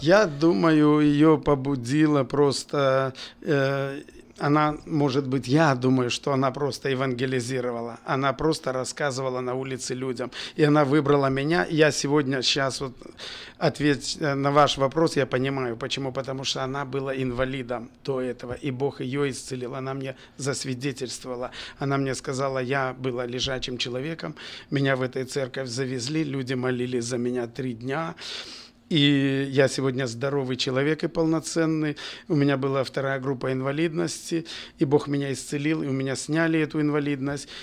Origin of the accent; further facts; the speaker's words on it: Bobruisk, Mogilev Region, Belarus; also born or lived in Kazakhstan / Kyrgyzstan; С 4 по 10 класс я учился в Бобруйске и, в принципе, там закончил школу